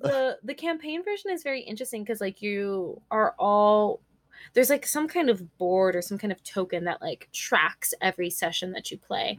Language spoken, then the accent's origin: English; California, United States; I was born and raised in California.